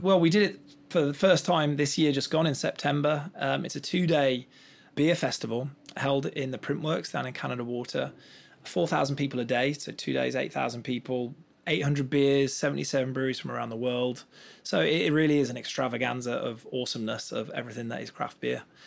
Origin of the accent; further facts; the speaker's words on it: Black Country, West Midlands, United Kingdom; And I come from the West Midlands, from a little place called the Black Country.